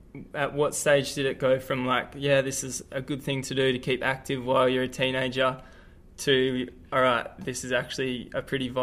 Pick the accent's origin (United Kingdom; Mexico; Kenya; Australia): Australia; being an Australian myself